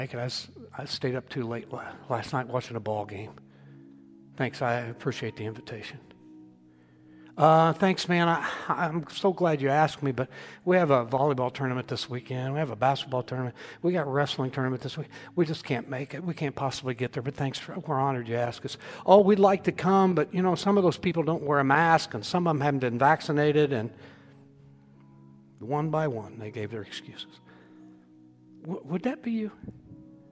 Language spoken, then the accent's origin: English; Indiana, United States; I was born in Indiana, not Kentucky. I could have been a Kentuckian. Praise God, I'm a Hoosier.